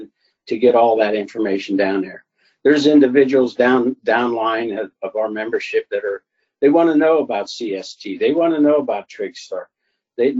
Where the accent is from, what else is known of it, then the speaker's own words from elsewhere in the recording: Alliance, Ohio, United States; a private business in Alliance, Ohio, my hometown.